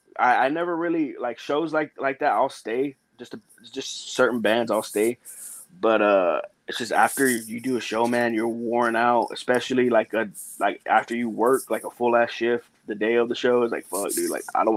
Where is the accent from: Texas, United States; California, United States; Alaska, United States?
Texas, United States; Beeville; because I'm from Beeville, my hometown is Beeville, Texas.